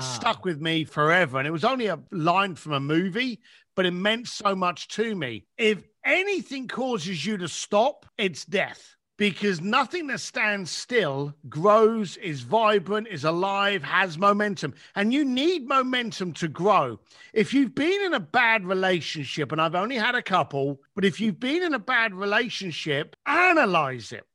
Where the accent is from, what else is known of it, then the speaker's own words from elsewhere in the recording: London, United Kingdom; moved away; my mum and dad, who still lived in the same house that I was raised up in in England.